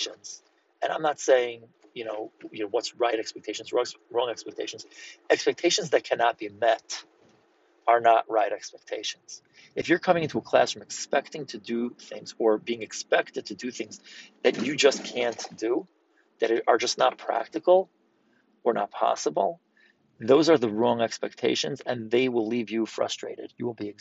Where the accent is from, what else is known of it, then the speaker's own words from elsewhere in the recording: New York City, New York, United States; I'm from New York City